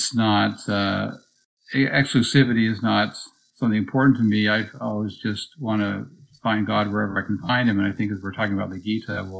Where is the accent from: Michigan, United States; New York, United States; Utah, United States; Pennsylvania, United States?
Utah, United States; Provo; growing up in Provo, Utah, a conservative place